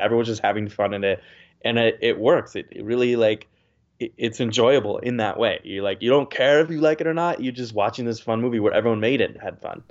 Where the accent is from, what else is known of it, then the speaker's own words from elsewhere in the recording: United States; as an American